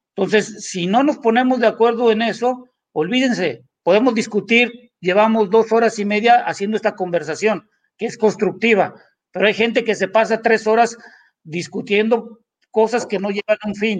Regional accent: Mexico; como mexicanos

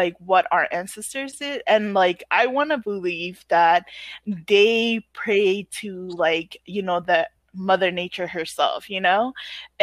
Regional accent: Pohnpei, Micronesia; also born or lived in Chuuk; I was born on Pompeii and I grew up on Pompeii

